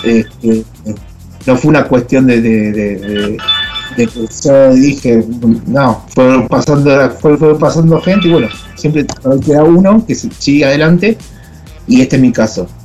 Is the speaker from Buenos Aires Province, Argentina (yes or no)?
yes; Hurlingham, Buenos Aires Province, Argentina; now in Córdoba, Argentina; Yo soy de Buenos Aires y mi amor de, por el rugby viene del Herring Club. Yo hice infantiles en ese club.